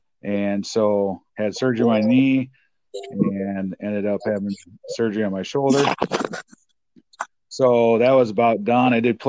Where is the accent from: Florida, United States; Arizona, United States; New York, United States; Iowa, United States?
Iowa, United States; Le Mars; moved away as an adult; now in Dubuque, United States; back in my hometown of Lamar's